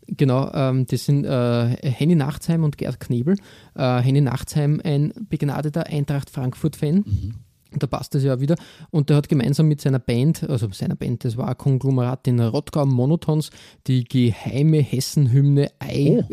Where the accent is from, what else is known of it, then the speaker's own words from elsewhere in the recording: Austria; als Österreicher